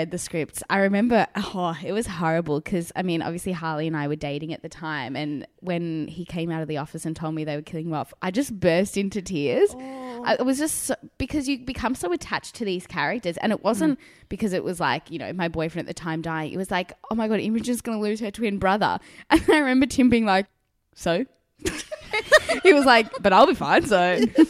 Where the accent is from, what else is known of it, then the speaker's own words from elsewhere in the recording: South Africa; now in Australia; So, as I said, I immigrated from South Africa. So my parents were never brought up with Neighbours.